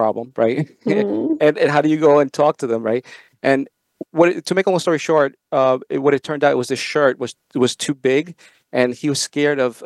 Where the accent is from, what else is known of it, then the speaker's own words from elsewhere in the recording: Long Beach, New York, United States; also born or lived in El Salvador; I came here to New York, and I lived in Long Beach, New York